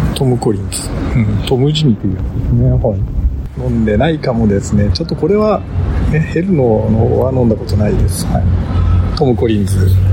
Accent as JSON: {"language": "Japanese", "region": "Sea of Japan coast", "country": "Japan", "tie": "born or raised there", "said": "日本海側、うちの地元"}